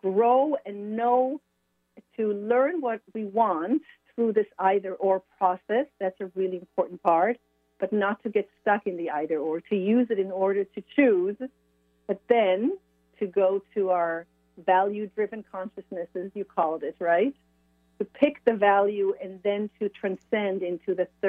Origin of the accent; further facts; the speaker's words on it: Israel; moved away as an adult; also born or lived in France / Sweden; now in Sonoma County, California, United States; I was born and raised in Israel